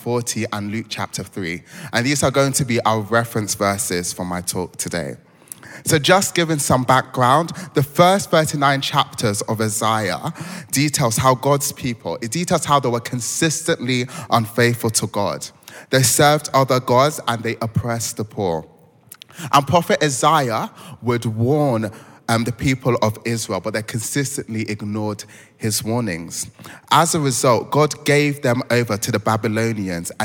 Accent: Croydon, London, United Kingdom; also born or lived in Lagos, Nigeria; So I was born in Lagos, bred in Croydon

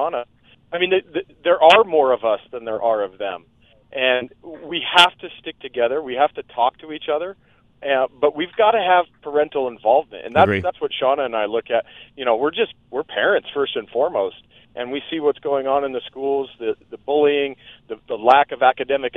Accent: Thornton, Colorado, United States; now in Brighton, United States; I'm a lifelong native of Adams County. I grew up in Thornton

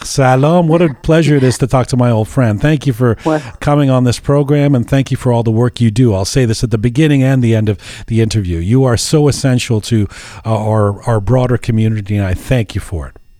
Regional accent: Canada; growing up in Canada

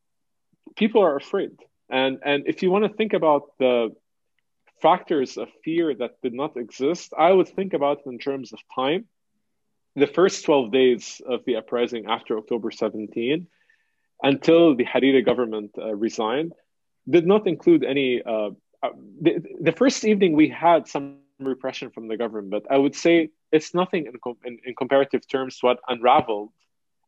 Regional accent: Lebanon; the trauma that we lived through growing up in Lebanon after the assassination in 2004, 2005, the war in 2006, and the war in 2008

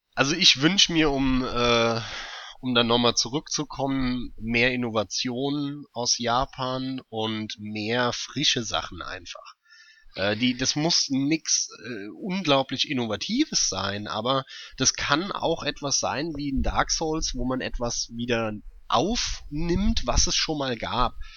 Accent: Germany; hier bei uns in Deutschland

